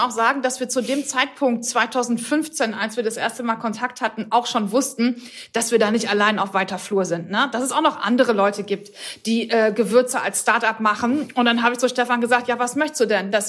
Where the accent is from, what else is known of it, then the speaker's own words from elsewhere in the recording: Hamburg, Germany; für uns als Hamburger Kaufleute bedeutet das auch was.